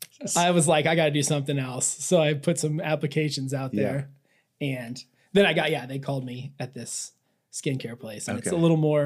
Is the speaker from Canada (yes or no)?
no; central Iowa, United States; now in Phoenix, United States; I am from Iowa, central Iowa.